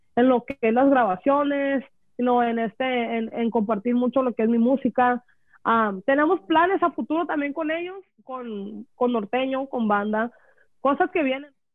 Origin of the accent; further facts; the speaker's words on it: Los Angeles, California, United States; somos de LA, somos